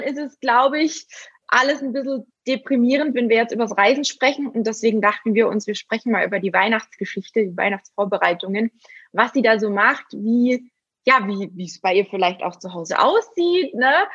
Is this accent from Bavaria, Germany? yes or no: yes; Günzburg, Bavaria, Germany; Ich bin ja auch aus dem Schwabenländle, ne? also ich bin ja in Günzburg geboren